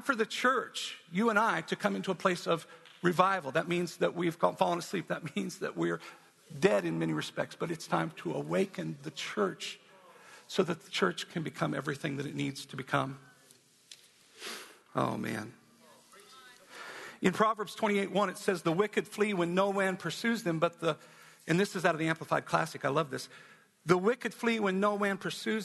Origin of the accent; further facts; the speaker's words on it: Wyoming, United States; I'm from Wyoming